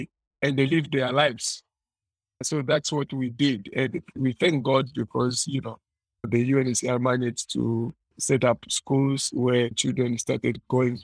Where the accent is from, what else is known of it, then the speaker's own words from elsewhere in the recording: eastern Congo, DR Congo; moved away; also born or lived in Tanzania; I was born and raised in the Democratic Republic of Congo, Eastern Congo, in the 1990s